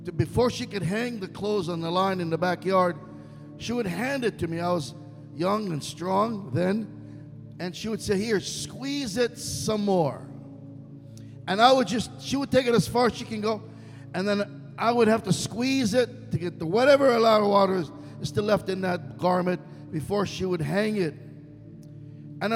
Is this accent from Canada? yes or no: no; Israel; English is a second language; moved away; Middle Easterner, born and raised in Israel